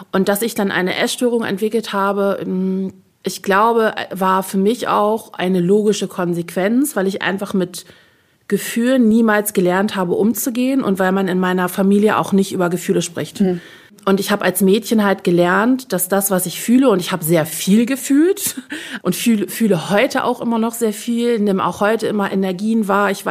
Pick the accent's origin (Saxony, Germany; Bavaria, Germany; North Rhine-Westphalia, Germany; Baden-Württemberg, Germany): Bavaria, Germany; als Bayerin